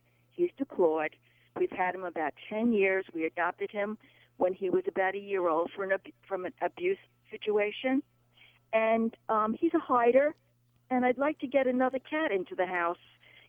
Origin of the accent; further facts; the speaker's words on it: New York, United States; now in Delaware, United States; Well, I'm a New Yorker, so I'm kind of like comparing Delaware to New York